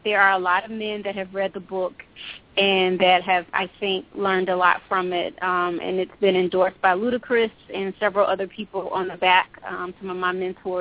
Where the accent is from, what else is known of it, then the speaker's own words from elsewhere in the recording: Atlanta, Georgia, United States; I'm a native from Atlanta, Georgia